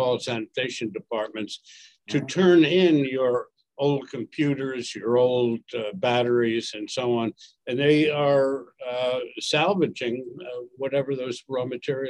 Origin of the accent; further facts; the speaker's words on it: Washington, United States; moved away; I went to Washington, which is my hometown anyway.